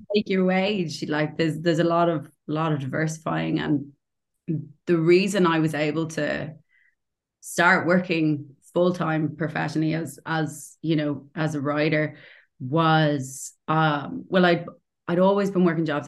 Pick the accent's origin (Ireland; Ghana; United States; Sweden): Ireland; Dublin, Leinster; moved away as an adult; now in Portobello, Edinburgh, United Kingdom; I'm from Dublin